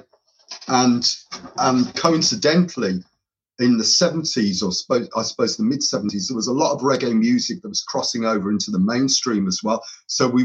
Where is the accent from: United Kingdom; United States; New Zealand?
United Kingdom; Birmingham, West Midlands; I'm of Irish heritage, so my we were brought up in an area called Handsworth in Birmingham